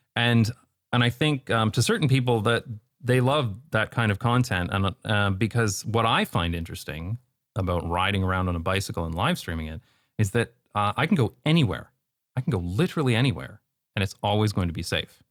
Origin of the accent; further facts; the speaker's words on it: London, Ontario, Canada; moved away as an adult; now in Netherlands; growing up in London, Ontario